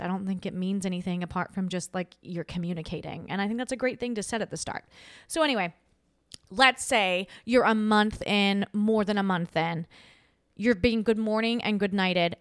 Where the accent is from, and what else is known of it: Australia; moved away as an adult; now in United States